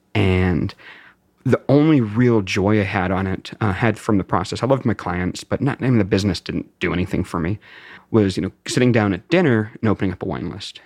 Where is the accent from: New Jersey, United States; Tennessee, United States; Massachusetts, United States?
Massachusetts, United States; Beverly; moved away as an adult; also born or lived in Greensboro, North Carolina / Atlanta / Tampa, Florida; now in California, United States; I grew up in Beverly, uh, so about twenty-five, twenty-seven miles north of Boston. I lived there through high school